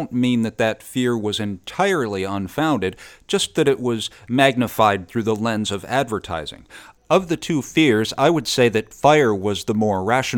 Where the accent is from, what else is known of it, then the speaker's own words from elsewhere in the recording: Oneida, New York, United States; just a hop, skip, and a jump from where I grew up in Oneida, New York.